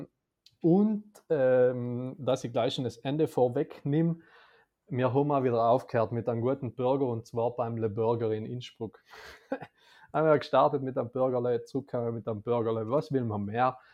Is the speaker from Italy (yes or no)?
yes; South Tyrol, Trentino-Alto Adige, Italy; als Südtiroler